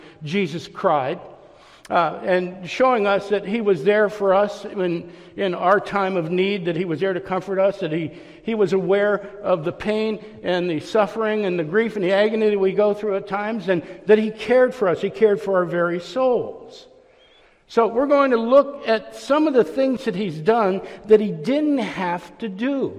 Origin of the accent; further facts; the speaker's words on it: Youngstown, Ohio, United States; moved away as an adult; also born or lived in Orlando; I grew up in Youngstown, Ohio. I left when I was 19 years old